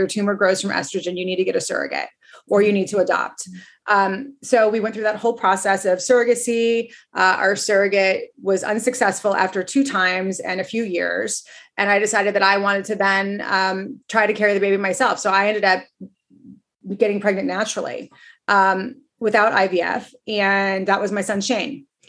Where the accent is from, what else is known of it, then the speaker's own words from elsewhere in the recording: Montecito, California, United States; I grew up in Montecito in Santa Barbara, California. And I went to USC for college, University of Southern California